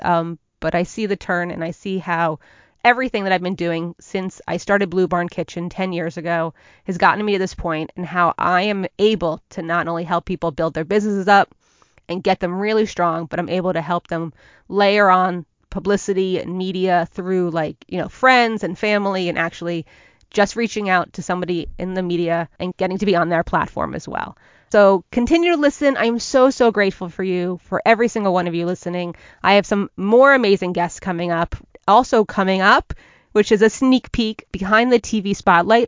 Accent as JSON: {"language": "English", "region": "Northern New Jersey", "country": "United States", "tie": "born or raised there", "said": "I'm a Jersey girl through and through. I grew up in Northern Jersey."}